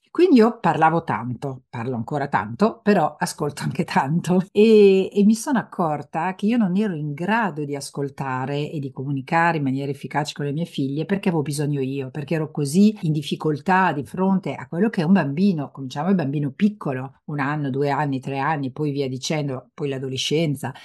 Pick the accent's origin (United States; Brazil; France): France; moved away; io sono nata in Francia